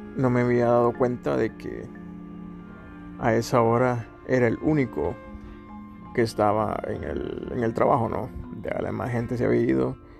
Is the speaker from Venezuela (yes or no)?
no; Chiquimula, Guatemala; moved away; mi país natal, Guatemala, a mi ciudad, Chiquimula